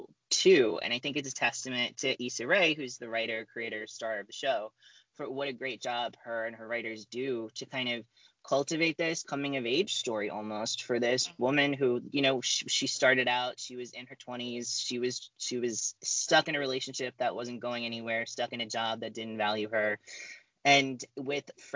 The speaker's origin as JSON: {"language": "English", "region": "New Jersey", "country": "United States", "said": "I'm a white boy from Jersey"}